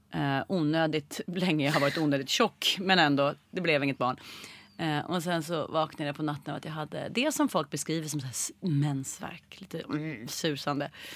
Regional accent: Stockholm, Stockholm County, Sweden; jag föddes på SÖS

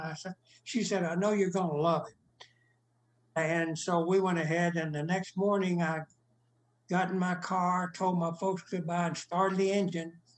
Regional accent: Lamesa, Texas, United States; moved away as an adult; also born or lived in California; now in Dallas, United States; My hometown is La Mesa

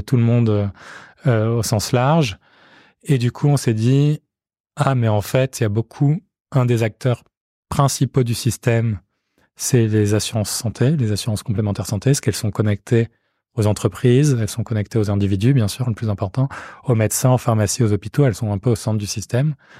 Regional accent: Marseille, Provence-Alpes-Côte d'Azur, France; moved away as an adult; je suis né, j'ai grandi à Marseille

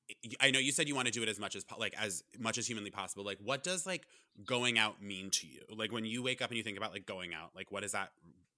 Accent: Vermont, United States; now in New York, United States; I'm from Vermont.

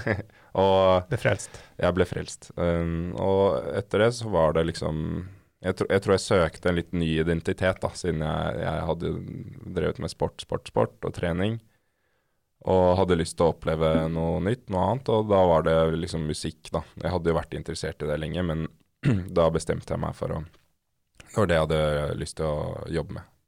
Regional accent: Oslo, Norway; Jeg er oppvokst i Oslo på Nordstrand.

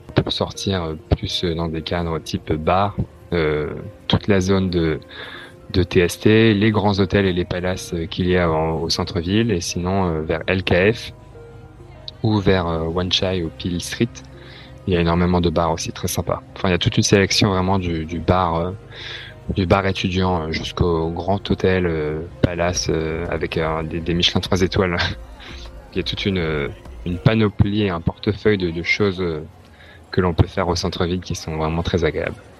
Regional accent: France; moved away as an adult; also born or lived in London / Beijing; now in Hong Kong; je suis français

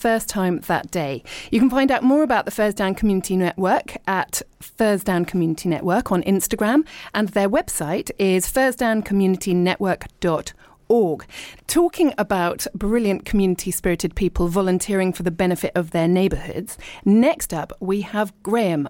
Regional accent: Richmond, London, United Kingdom; moved away as an adult; also born or lived in abroad / East Sheen; I was born in Richmond and I lived and worked in London, but then I lived abroad for a really long time. So I'm now back in the UK and I live in leafy East Sheen

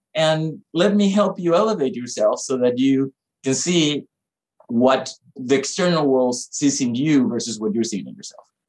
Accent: Panama; moved away; me growing up in Panama

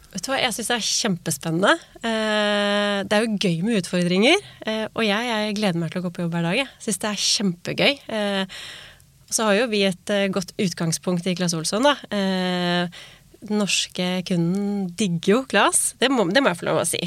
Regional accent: Norway; vi nordmenn

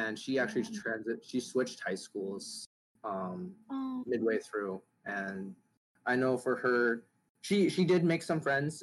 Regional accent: Minnesota, United States; also born or lived in Hanoi, Vietnam; I grew up in a rural part of Minnesota

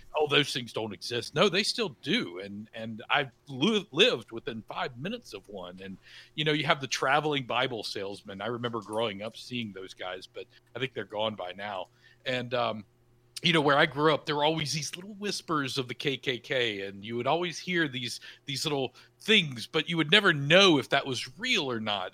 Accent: the South, United States; I grew up in the South, kind of the, in the middle of nowhere in the South

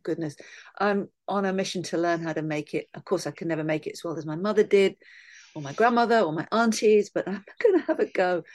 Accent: London, United Kingdom; Part of me wants to say, "Well, London

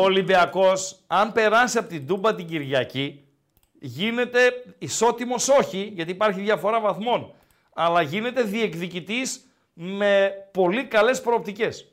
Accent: Komotini, East Macedonia and Thrace, Greece; Και εμένα η πατρίδα μου είναι η κομμωτινή.

